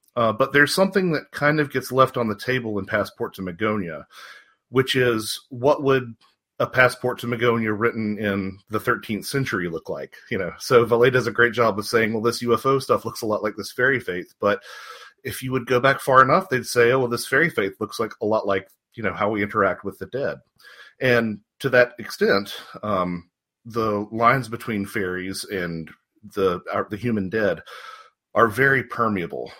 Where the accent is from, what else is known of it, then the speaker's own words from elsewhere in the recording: North Carolina, United States; moved away as an adult; also born or lived in Wisconsin / Georgia; now in Marietta, United States; I was I was raised in North Carolina, um, right. about 20 minutes north of Charlotte